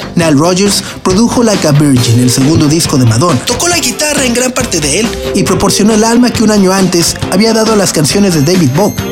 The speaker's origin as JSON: {"language": "Spanish", "country": "Mexico"}